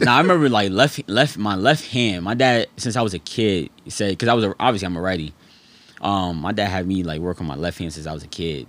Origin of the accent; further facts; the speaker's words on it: New York City, New York, United States; also born or lived in Fayetteville, North Carolina; born there, raised in between, like, Harlem and the Bronx, New York.